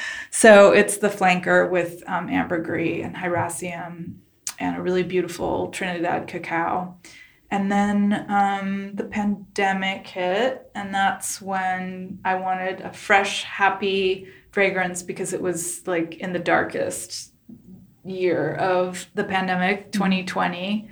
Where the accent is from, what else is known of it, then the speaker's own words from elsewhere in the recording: Ho Chi Minh City, Vietnam; moved away; I was born in Saigon, Vietnam